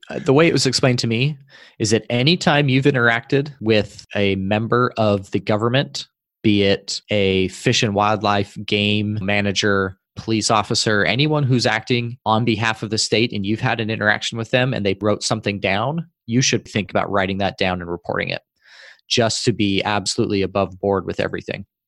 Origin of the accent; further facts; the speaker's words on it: Utah, United States; moved away as an adult; In the state I grew up in Utah